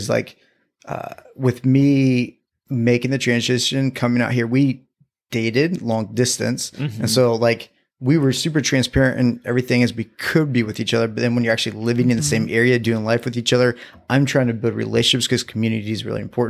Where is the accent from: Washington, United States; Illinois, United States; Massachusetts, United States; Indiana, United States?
Indiana, United States; I'm from Indiana, so I'm a Midwest boy.